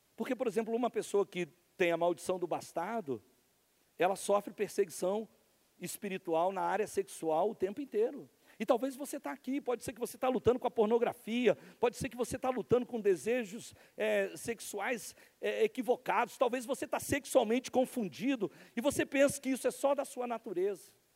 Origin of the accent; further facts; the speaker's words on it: interior of Rio de Janeiro, Brazil; nós somos do interior do Rio de Janeiro, se você conhece o, o interiorzão do Rio de Janeiro